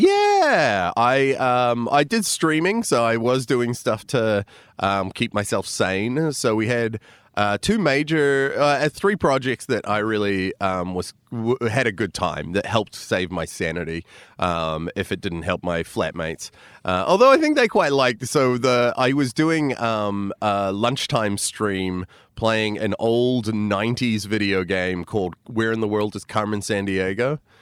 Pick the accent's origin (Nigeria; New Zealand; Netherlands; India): New Zealand; also born or lived in United States / Chicago; I was born in America, raised in New Zealand, and then I went back and, uh, trained in Chicago